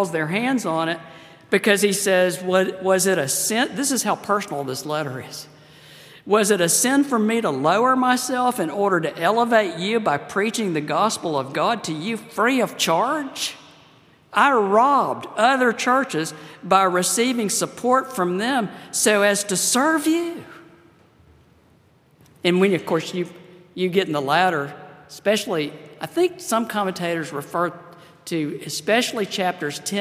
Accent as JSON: {"language": "English", "town": "Pensacola", "region": "Florida", "country": "United States", "tie": "born or raised there", "said": "I grew up in Pensacola, Florida. That's my my hometown, my home state"}